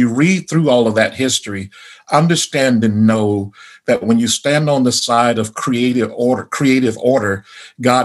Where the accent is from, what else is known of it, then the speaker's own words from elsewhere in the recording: the South, United States; Growing up in the South, we had the schools, I think I mentioned before, were integrated when I was in the fifth grade.